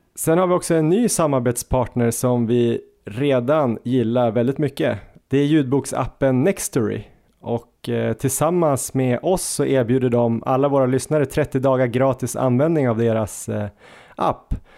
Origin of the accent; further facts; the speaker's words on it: Jämtland, Sweden; vi är från Jämtland